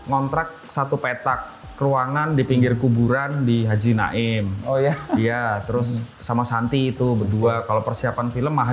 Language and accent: Indonesian; Yogyakarta, Special Region of Yogyakarta, Indonesia; Nah, tiap tahun di kampungku kereta api di Pengok itu, Blok F, Jogja